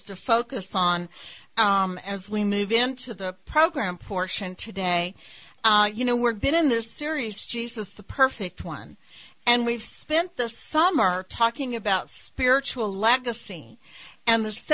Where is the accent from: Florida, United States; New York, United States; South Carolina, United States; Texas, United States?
Texas, United States; West; growing up in West Texas